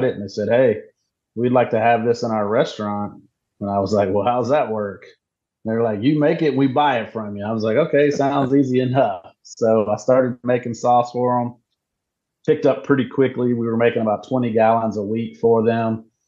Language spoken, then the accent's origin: English; Hickory, North Carolina, United States; moved away as an adult; now in Nevada, United States; growing up in North Carolina